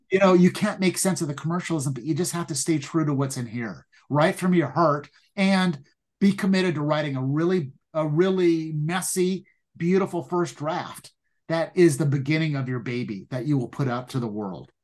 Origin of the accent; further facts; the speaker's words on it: Pasadena, California, United States; growing up in Pasadena